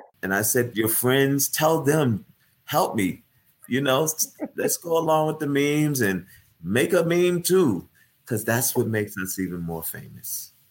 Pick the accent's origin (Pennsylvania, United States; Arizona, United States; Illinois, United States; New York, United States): New York, United States; I'm from New York